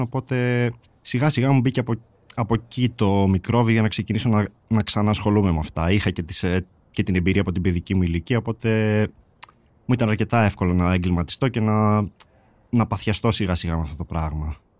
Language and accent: Greek; Servia, Western Macedonia, Greece; also born or lived in Polyrracho, Kozani; η καταγωγή μου είναι από το Πολύραχο Κοζάνη και μεγάλωσα στα Σέρβια κοζάνη.